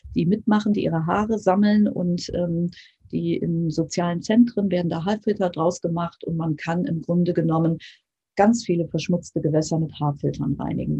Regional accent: Germany; bei uns in Deutschland

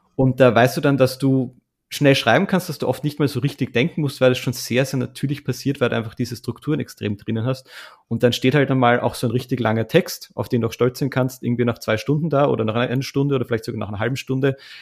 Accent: Austria; als Österreicher

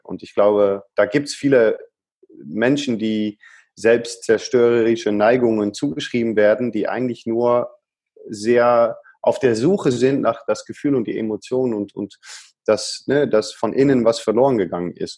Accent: Netherlands; accent: Dutch; German is a second language; now in Germany; Als Holländer

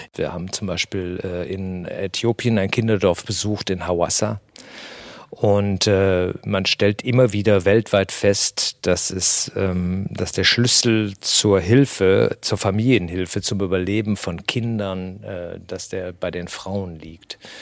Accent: Germany; hier bei uns in Deutschland

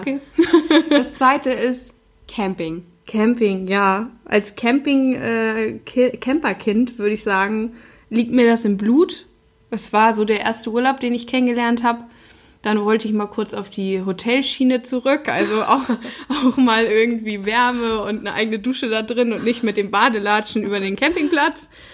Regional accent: the North, Northern Germany, Germany; der Norden ist meine Heimat

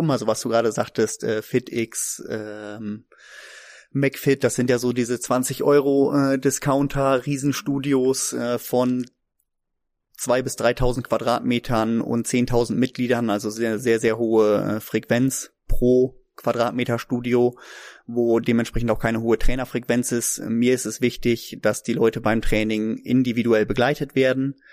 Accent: Neuenhaus, Lower Saxony, Germany; ich komme aus Neuenhaus, ich bin 1986 geboren

